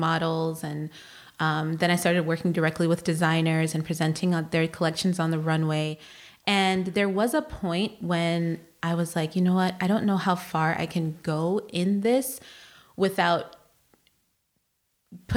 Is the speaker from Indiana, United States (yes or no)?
no; Chicago, Illinois, United States; moved away as an adult; now in Virginia, United States; I'm born and raised in Chicago